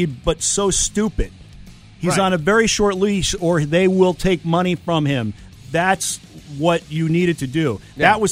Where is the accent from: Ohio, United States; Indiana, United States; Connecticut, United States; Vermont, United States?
Connecticut, United States; also born or lived in Brooklyn, New York / Long Island, New York; I grew up in Connecticut, but I was technically born in Brooklyn. Lived there for the first 5 years.